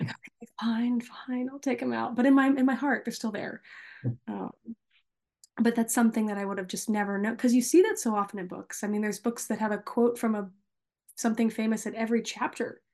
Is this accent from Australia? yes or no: no; Nashville, Tennessee, United States; I was born and raised in Nashville